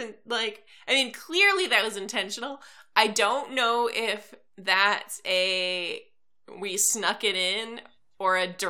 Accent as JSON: {"language": "English", "country": "United States", "said": "I am the American half of this podcast."}